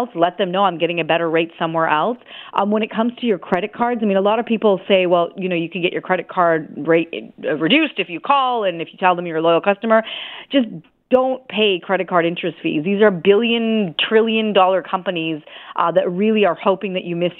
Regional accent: Canada; being a Canadian

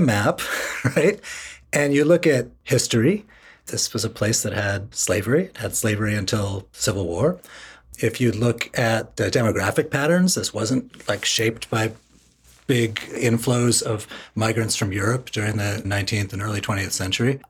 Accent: Washington, District of Columbia, United States; I grew up in Northwest Washington

